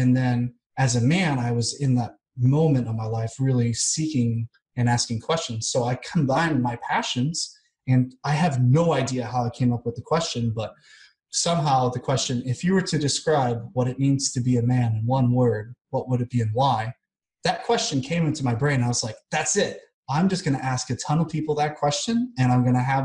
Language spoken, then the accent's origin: English; United States; moved away as an adult; also born or lived in Kansas City, Missouri / Vancouver, Washington; now in Belgrade, Serbia; I'm definitely American